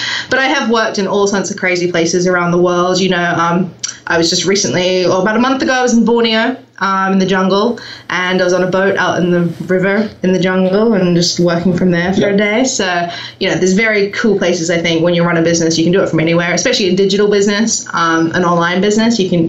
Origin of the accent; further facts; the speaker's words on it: New Zealand; I'm from New Zealand. You may hear that I have a slightly strange accent. Merged now with the UK and I've got American clients and, you know, it's a bit of a mishmash.